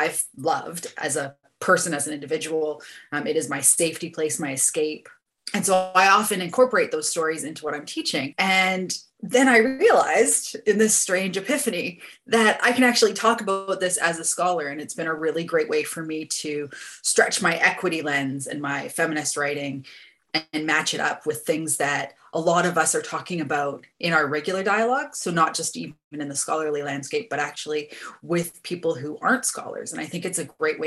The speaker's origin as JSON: {"language": "English", "country": "Canada", "moved": "yes", "lives_now": "New Zealand", "said": "I am a Canadian migrant living in Aotearoa, New Zealand"}